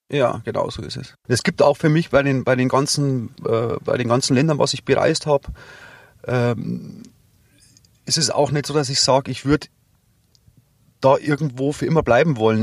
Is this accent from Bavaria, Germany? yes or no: yes; Rosenheim district, Bavaria, Germany; ich bin ja hier geboren und ich bin hier daheim. Und es ist ganz klar, also jetzt der, der Rosenheimer Landkreis